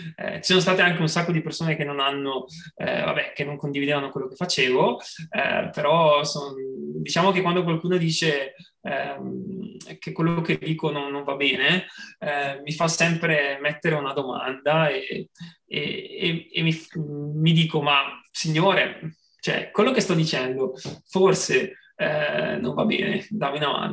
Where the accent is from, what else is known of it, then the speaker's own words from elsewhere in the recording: Bergamo, Lombardy, Italy; now in Padua, Italy; sono di Bergamo, abito a Padova